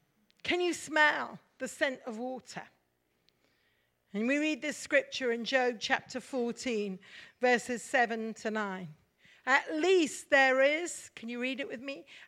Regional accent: Mumbai, Maharashtra, India; Many of you know I'm a Mish kid and I grew up in India. And we're just coming June the 20th is a very important day for us as kids growing up in Mumbai now.

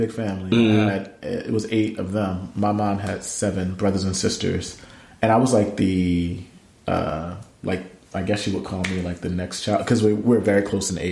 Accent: Camden, New Jersey, United States; my city, my hometown, the place where my family still lives

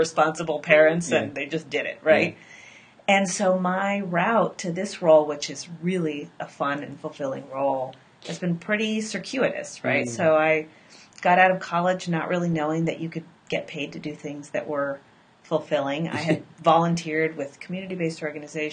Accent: West Coast, United States; now in Chicago, United States; I am from the West Coast. I lived for a long time on the East Coast

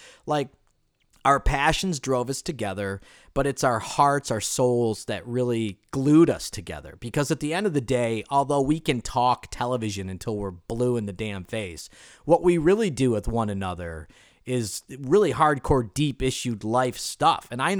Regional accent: Ireland; even though you're Asian and I'm Irish, which I will always consider the Irish people much more superior, as you know.

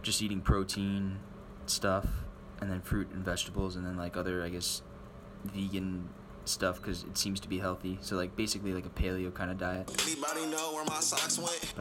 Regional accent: New Jersey, United States; now in Brooklyn, United States; I'm a transplant. I am only from New Jersey.

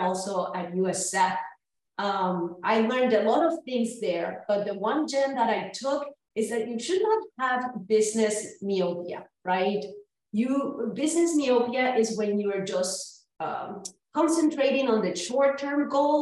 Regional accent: Humacao, Puerto Rico; moved away as an adult; also born or lived in Florida; now in North Carolina, United States; I was born and raised in Humacao, Puerto Rico, and educated there

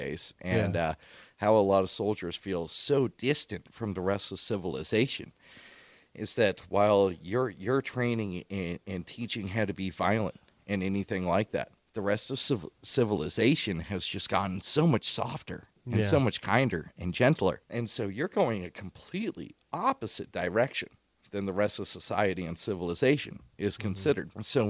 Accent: Texas, United States; also born or lived in Spokane, United States; I was born in Spokane. Majority of my time, I was raised throughout Texas.

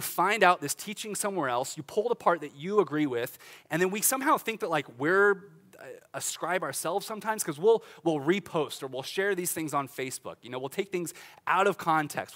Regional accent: Olathe, Kansas, United States; I grew up in Olathe, Kansas

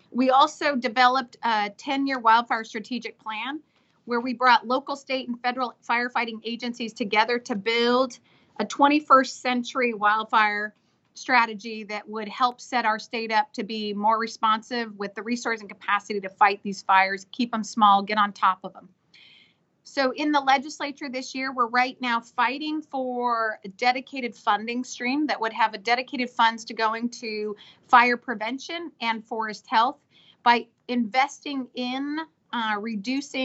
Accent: Washington, United States; I'm from Washington State.

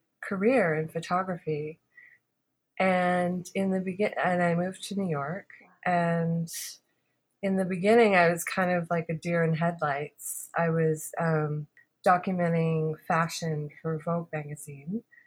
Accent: Halifax, Nova Scotia, Canada; when I was growing up in Halifax

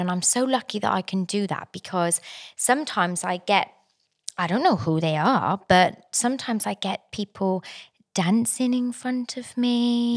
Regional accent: South Wales, United Kingdom; moved away as an adult; now in New South Wales, Australia; originally I'm from South Wales. Um, in Wales

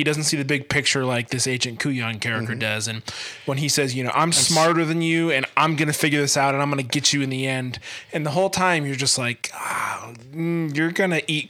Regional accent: Scotland, United Kingdom; I don't know, I'm Scottish.

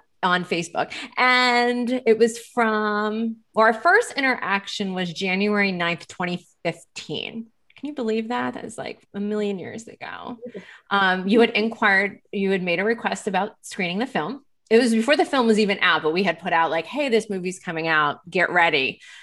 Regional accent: Lancaster, Pennsylvania, United States; And actually I'm from Lancaster, Pennsylvania.

